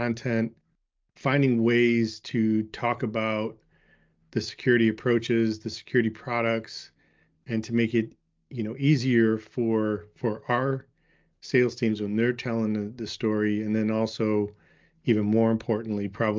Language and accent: English; Chicago, Illinois, United States; I'm from Chicago, born and raised.